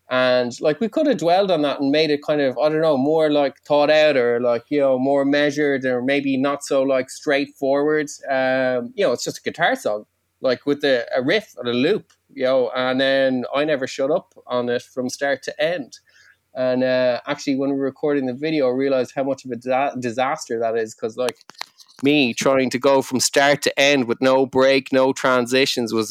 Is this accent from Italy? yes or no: no; Ireland; first language Irish; English is a second language; I was raised uh, Irish, my first language